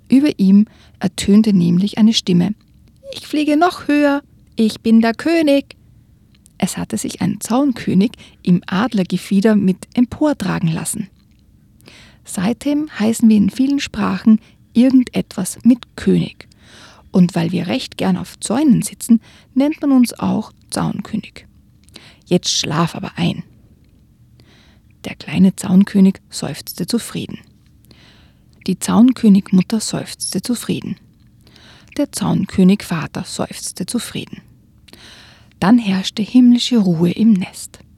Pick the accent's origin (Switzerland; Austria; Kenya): Austria; Also bei uns in Österreich zum Beispiel ist das ein, ein, wirklich eine Redensart.